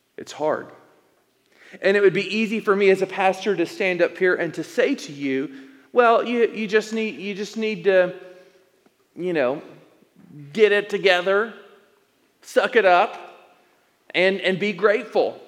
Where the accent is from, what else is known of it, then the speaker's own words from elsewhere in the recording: Elizabethton, Tennessee, United States; moved away as an adult; also born or lived in Indiana / Arizona; now in Tucson, United States; plant a church in my hometown of East Tennessee, Elizabethton, Tennessee